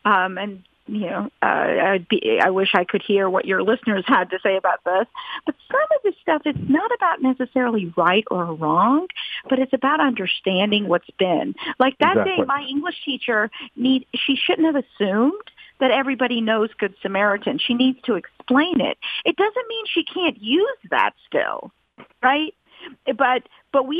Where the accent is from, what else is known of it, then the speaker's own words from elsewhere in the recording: Atlanta, Georgia, United States; an Indian American Hindu growing up in Atlanta, Georgia